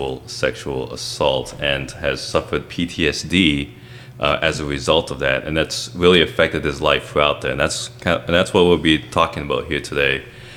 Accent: Western Canada, Canada; All the way up from Canada, which is also where I'm from.

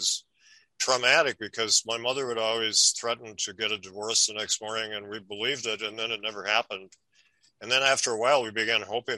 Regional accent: Milwaukee, Wisconsin, United States; I came from Milwaukee. And my parents were both newspaper reporters in Milwaukee.

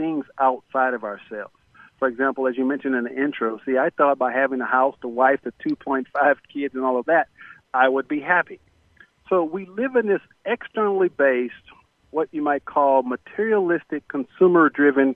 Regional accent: Corpus Christi, Texas, United States; I was born in Corpus Christi, Texas, and we were basically the poster children for poverty back in the 60s

